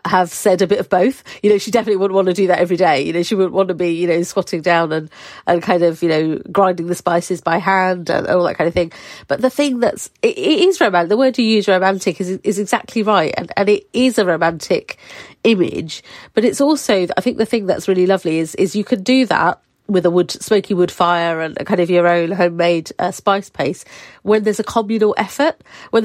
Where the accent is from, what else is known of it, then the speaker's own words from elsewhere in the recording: Harlow, East of England, United Kingdom; also born or lived in Wales; I was born in Wales, but brought up in Essex